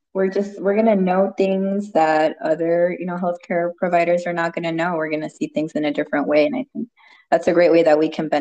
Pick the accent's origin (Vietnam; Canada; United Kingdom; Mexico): Mexico; even though we're from Mexico.